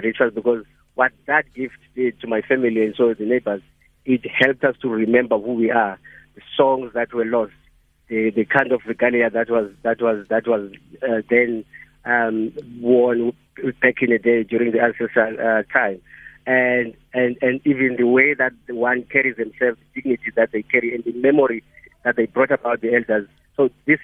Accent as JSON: {"language": "English", "area": "Ngobozana", "region": "Eastern Cape", "country": "South Africa", "tie": "born or raised there", "moved": "yes", "lives_now": "Cape Town, South Africa", "said": "my community, which is the village where I grew up in Ngomozan"}